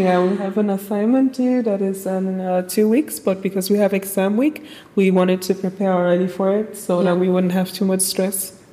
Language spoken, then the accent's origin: English; Krefeld, North Rhine-Westphalia, Germany; I'm from Krefeld, Germany. I was born and raised here